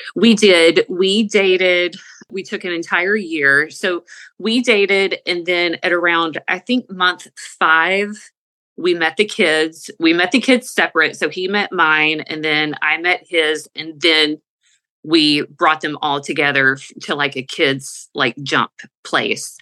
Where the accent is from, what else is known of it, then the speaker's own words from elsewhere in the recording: the South, United States; We're from the South.